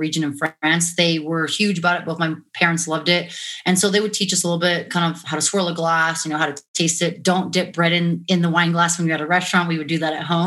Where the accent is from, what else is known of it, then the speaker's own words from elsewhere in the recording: Montana, United States; also born or lived in La Jolla, California / Washington State; now in Las Vegas, United States; moved to Montana when I was 8. So I pretty much consider myself a Montana girl, being raised up there.